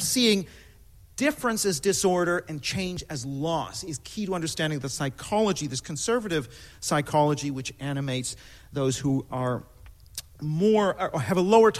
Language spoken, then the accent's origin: English; Canada; I'm Canadian